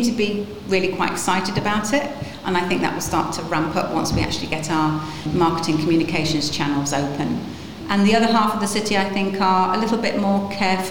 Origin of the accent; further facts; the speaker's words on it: Lincolnshire, East Midlands, United Kingdom; now in Nottingham, United Kingdom; I was born in Lincolnshire